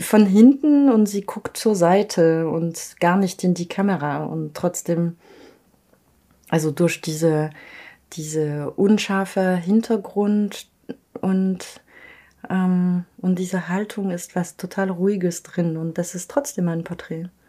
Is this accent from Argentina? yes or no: no; Paris, Île-de-France, France; ich groß geworden bin in Paris